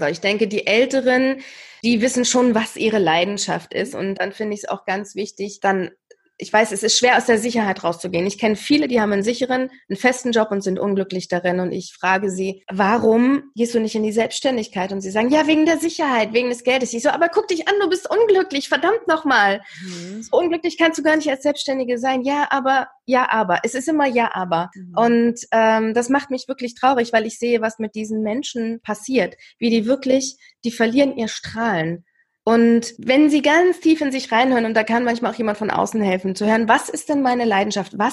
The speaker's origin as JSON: {"language": "German", "region": "East Germany", "country": "Germany", "said": "ich komme ja aus dem Osten, also aus der mhm. ehemaligen DDR, eine AG besuchen"}